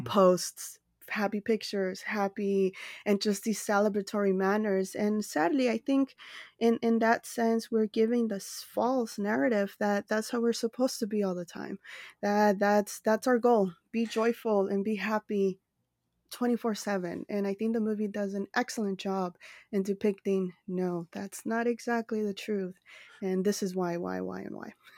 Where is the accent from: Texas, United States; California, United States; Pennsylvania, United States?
California, United States; Los Angeles; I reside in Los Angeles, California, which is also my hometown